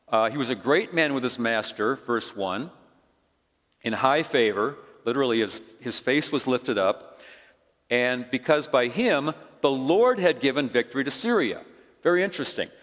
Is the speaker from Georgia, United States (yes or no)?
no; Chicago, Illinois, United States; moved away as an adult; also born or lived in Olympia, Washington; Grew up in Chicago, but had lived in the West for, for a couple of years.